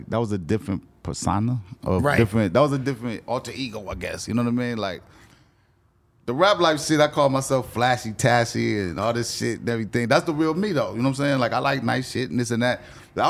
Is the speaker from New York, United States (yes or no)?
no; Columbus, Ohio, United States; moved away; also born or lived in California; we're from Columbus, Ohio, right?